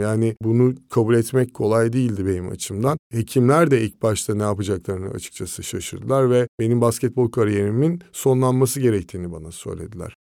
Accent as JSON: {"language": "Turkish", "region": "Ankara", "country": "Turkey", "tie": "born or raised there", "moved": "as an adult", "lives_now": "Izmir, Turkey", "said": "Ankara'da doğup büyüdüm"}